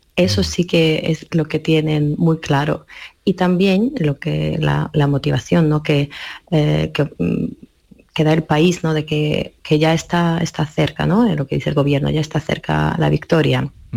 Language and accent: Spanish; Ivano-Frankivsk, Ivano-Frankivsk Oblast, Ukraine; Spanish is a second language; moved away; en mi ciudad. Ivano Franquís, que quiero ir a mi pueblo